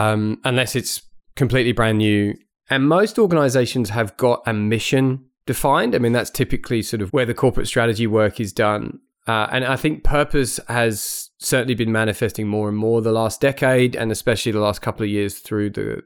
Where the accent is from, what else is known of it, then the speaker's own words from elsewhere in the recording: United Kingdom; accent: blended; moved away as an adult; So my accent's a little bit sort of blended because I grew up in the UK, but then I've had really most of my professional working life here.